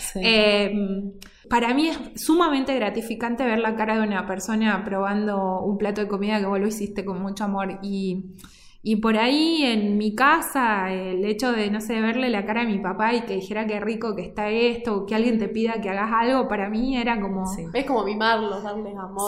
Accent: Córdoba, Argentina; now in Salta, Argentina; yo soy cordobesa, vivo en Salta de del 2006, pero yo digo cordobesa de nacimiento, pero salteña

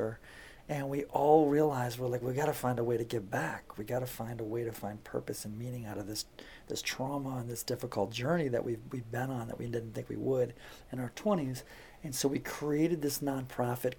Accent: Detroit, Michigan, United States; I'm from Detroit area

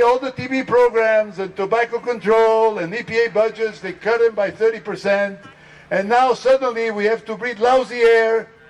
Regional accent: Israel; And I married a wonderful lady from Iran, and I am from Israel and work there

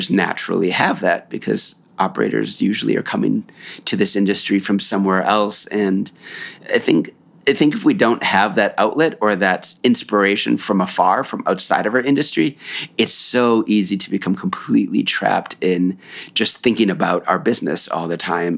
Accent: United States; I'm from the United States

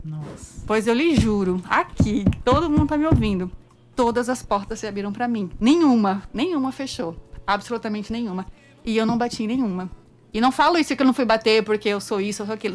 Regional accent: interior of São Paulo, Brazil; moved away as an adult; also born or lived in Brasília; now in João Pessoa, Brazil; é uma menina do interior de São Paulo

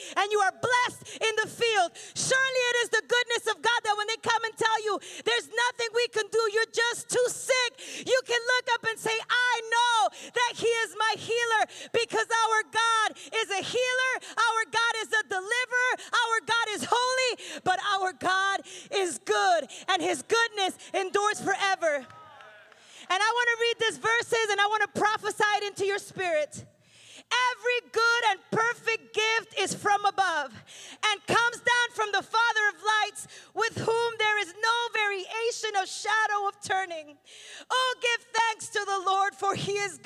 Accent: Pennsylvania, United States; I'm from Pennsylvania, so in January, there's a ton of snow

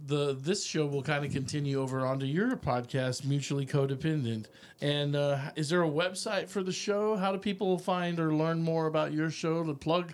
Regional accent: Austin, Texas, United States; but I was basically raised in Austin, but I moved up here in the last, you know, 4 or 5 years to Round Rock.

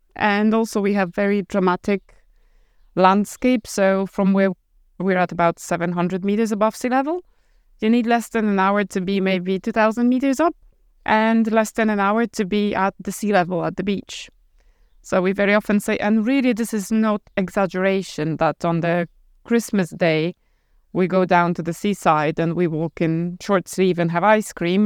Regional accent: Poland; moved away as an adult; also born or lived in Ireland; now in Abruzzo, Italy; We're both Polish, and when we were 20 something, we moved out from Poland to Ireland.

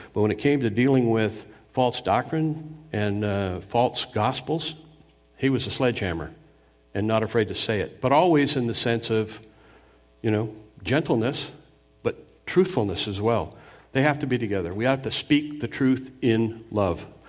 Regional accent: Anaheim, California, United States; I grew up near Disneyland in Southern California. I remember when they built it in Orange County

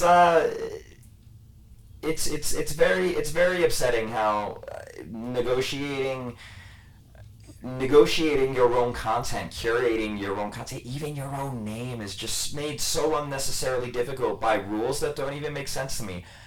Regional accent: New Jersey, United States; New Jersey, and you drive a certain way growing up around here

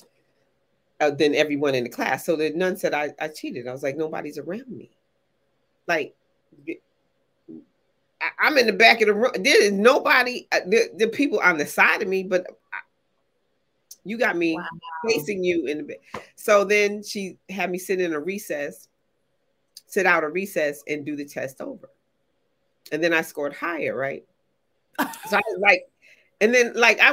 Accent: Connecticut, United States; growing up in Connecticut, in New England, in the 60s.

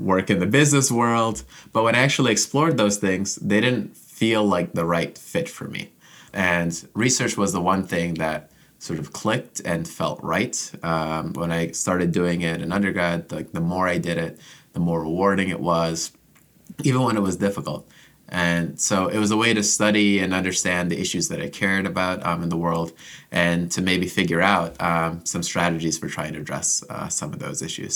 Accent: Orlando, Florida, United States; moved away as an adult; also born or lived in Jamaica / Ann Arbor, Michigan; now in Ithaca, United States; I was born in Jamaica, but I immigrated to the U S as a kid and grew up mostly in Central Florida, uh, in the Orlando area

